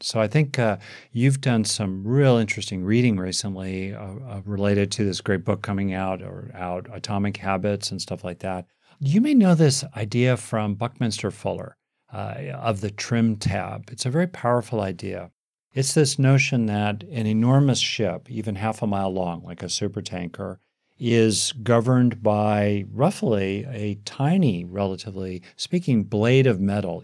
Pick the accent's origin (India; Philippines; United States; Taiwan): United States; here in, in America, my home country